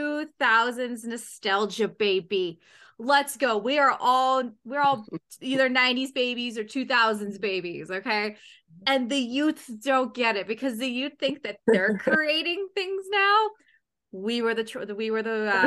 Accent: Canada; fellow Canadian

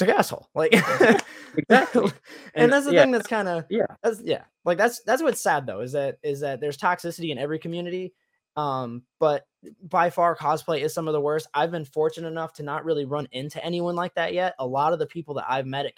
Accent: Tennessee, United States; moved away as an adult; also born or lived in Michigan; now in Florida, United States; I grew up in Tennessee

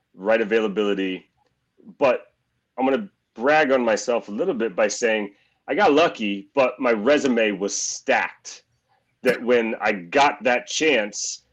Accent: Missouri, United States; I'm born and raised in Missouri.

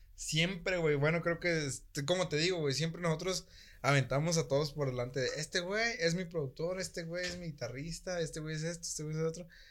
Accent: Michoacán, Mexico; soy de Michoacán

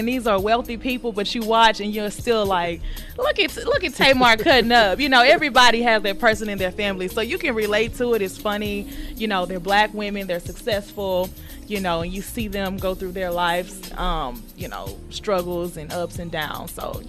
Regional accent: Houston, Texas, United States; why did they boo me when I said I was from Houston?

